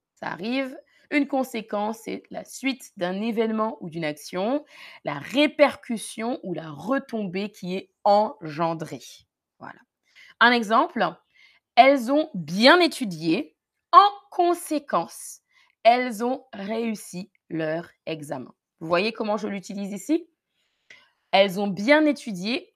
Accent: Paris region, Île-de-France, France; j'ai grandi en région parisienne en France, près de Paris

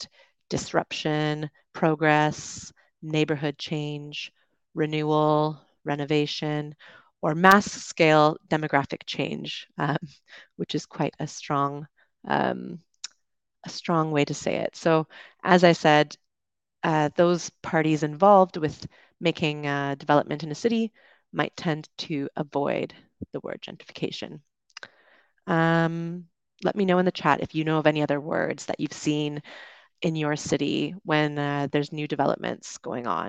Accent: Canada; moved away as an adult; also born or lived in United Kingdom; now in Dominican Republic; I'm from Canada, lived in the UK, and I am currently streaming to you from the Dominican Republic.

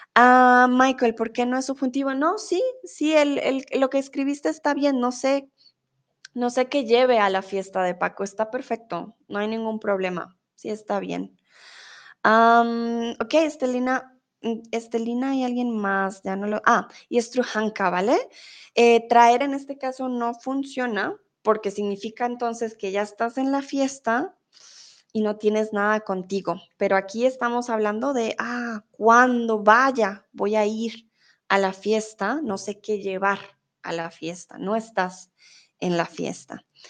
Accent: Colombia; now in Germany; soy colombiana Vivo en Alemania, pero ahora estoy en México

